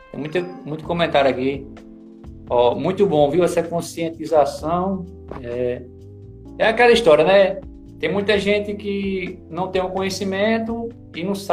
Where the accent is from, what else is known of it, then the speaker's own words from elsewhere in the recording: Picuí, Paraíba, Brazil; also born or lived in Recife; vim embora pra, pra minha cidade. Minha cidade aqui é em Picuí, na Paraíba.